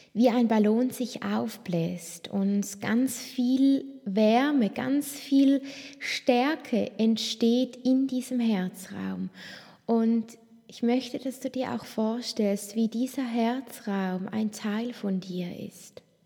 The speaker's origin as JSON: {"language": "German", "area": "Toggenburg", "region": "St. Gallen", "country": "Switzerland", "tie": "born or raised there", "said": "ich bin so bodenständig aufgewachsen im Tockenburg, in den Bergen"}